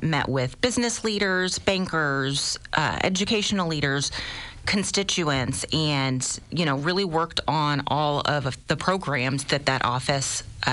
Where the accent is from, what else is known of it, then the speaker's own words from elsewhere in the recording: Springfield, Illinois, United States; born and raised in Springfield, primarily on the southeast side of town